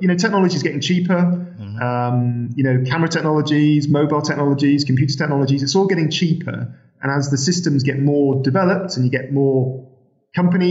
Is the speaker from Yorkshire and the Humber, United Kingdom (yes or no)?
yes; Sheffield, Yorkshire and the Humber, United Kingdom; I'm from Sheffield.